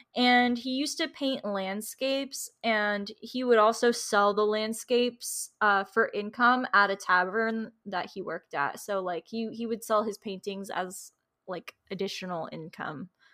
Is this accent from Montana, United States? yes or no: no; Florida, United States; I'm from Florida